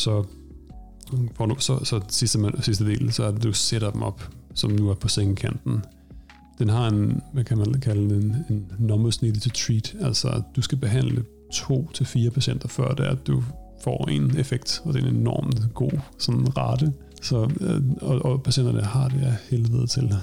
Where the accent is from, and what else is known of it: Denmark; moved away as an adult; now in Stockholm, Sweden